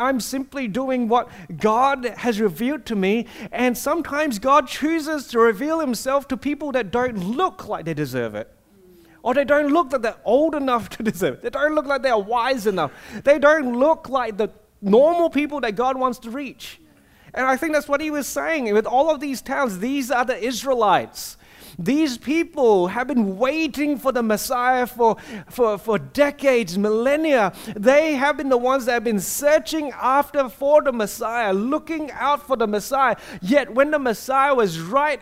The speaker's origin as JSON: {"language": "English", "country": "Singapore", "tie": "born or raised there", "moved": "yes", "lives_now": "Australia", "said": "I grew up in Singapore"}